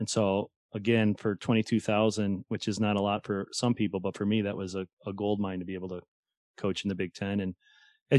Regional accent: St. Louis, Missouri, United States; moved away; I'm from St. Louis

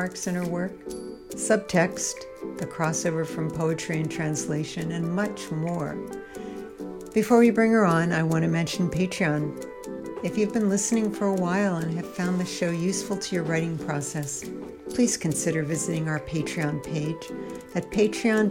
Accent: Altoona, Pennsylvania, United States; moved away; I was born in Altoona, Pennsylvania

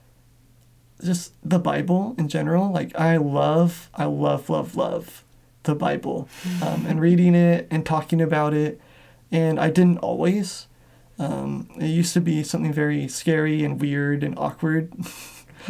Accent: Washington, United States; also born or lived in Atlanta, Georgia; my whole family, it was immediate family that I grew up with in Washington

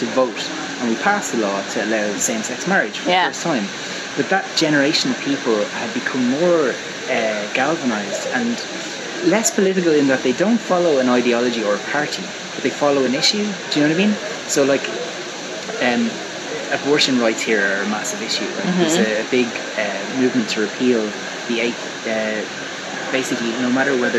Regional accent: Ireland; being Irish

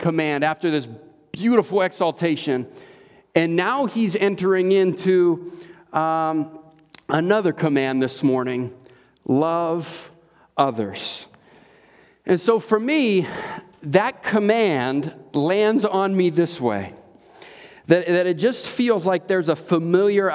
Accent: Hawaii, United States; also born or lived in California; now in Wisconsin, United States; growing up in Hawaii and then moving to California

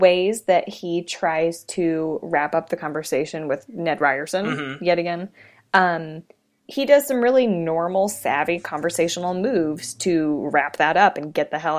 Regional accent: Midwest, United States; as a Midwesterner

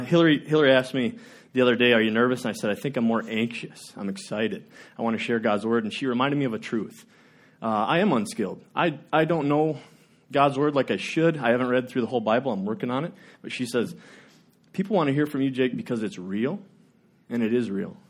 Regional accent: Worthington, United States; I grew up in the Worthington

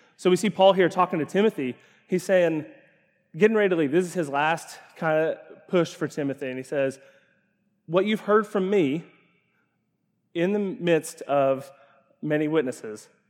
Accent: Ashland, Kentucky, United States; I grew up in Ashland, Kentucky

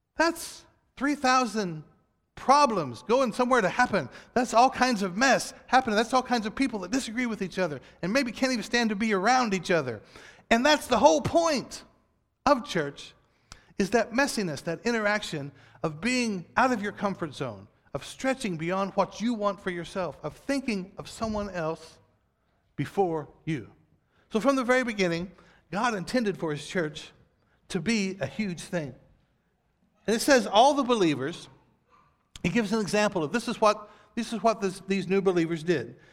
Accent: United States; we as American Christians

